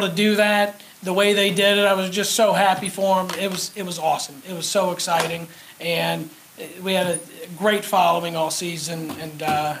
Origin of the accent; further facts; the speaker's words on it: Wyoming, United States; I'm from Wyoming, so I use Jane Wilkie as a resource